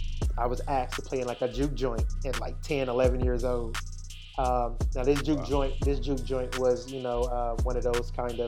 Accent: East Coast, United States; also born or lived in New York / Indianapolis / Atlanta / Florida; Yeah, so, you know, I'm originally from the States, man. I grew up on the East Coast. You know, I've spent some time in New York growing up, spent some time in Indianapolis, spent some time in Atlanta, down in Florida, in the U.S.

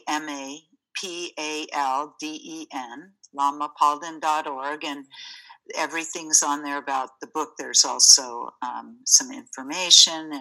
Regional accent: United States; growing up in the States

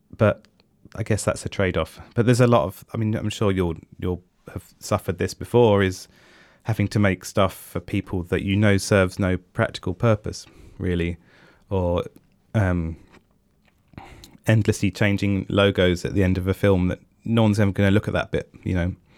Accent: England, United Kingdom; I am English

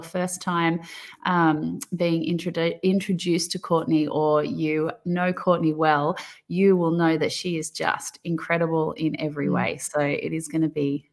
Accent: Australia; accent: thick Aussie; my thick Aussie accent.

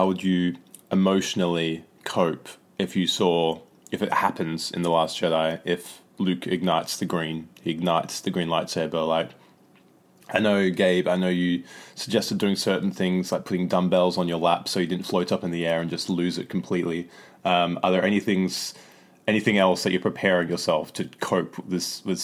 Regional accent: Australia; moved away; I'm originally from Australia

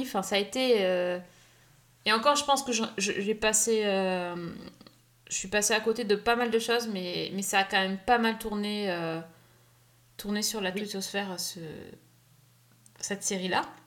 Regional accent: France; nous, on est français

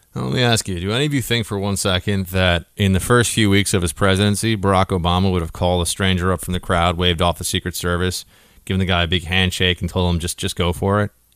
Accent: New York City, New York, United States; I grew up in New York City

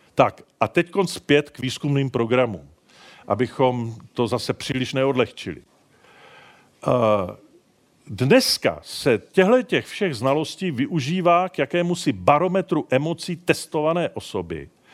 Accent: Prague, Czechia; já jsem z Prahy

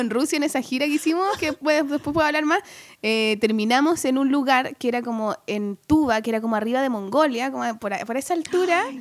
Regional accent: Chile; also born or lived in New York, United States; me siento mucho más chilena

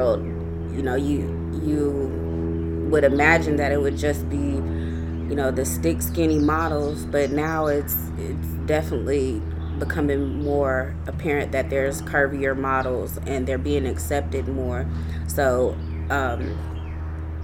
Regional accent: Clarksville, Tennessee, United States; I'm from Clarksville, Tennessee. I graduated from Rossview High School

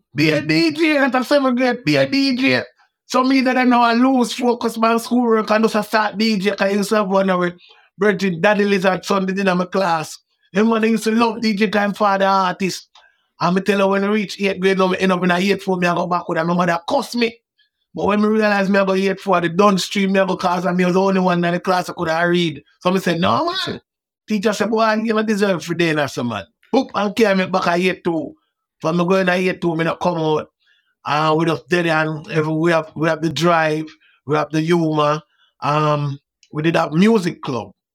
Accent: Kingston, Jamaica; I wasn't harassed by police growing up in Waterhouse

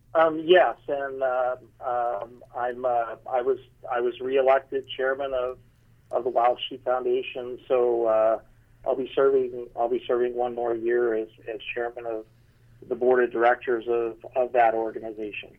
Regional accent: Boulder City, Nevada, United States; moved away; I grew up in Boulder City, Nevada

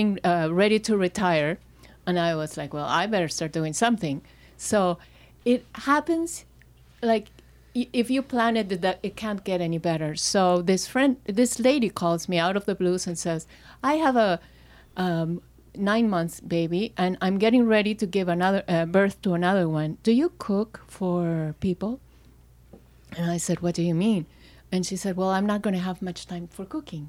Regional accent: Lima, Peru; moved away as an adult; also born or lived in London; I grew up in Peru, in Lima

